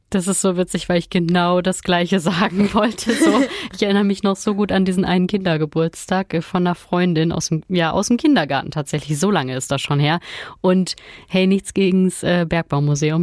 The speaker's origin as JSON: {"language": "German", "area": "Ruhr area", "region": "North Rhine-Westphalia", "country": "Germany", "said": "bei uns im Pott"}